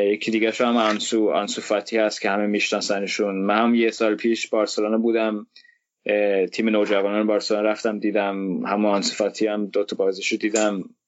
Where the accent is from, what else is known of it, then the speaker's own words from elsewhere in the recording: Denmark; من خودم تو دانمارک زندگی میکنم دانمارک به دنیا آمدم دانمارکی هستم